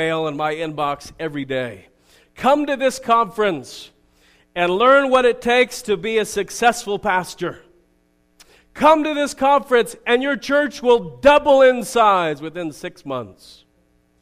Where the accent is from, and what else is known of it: United States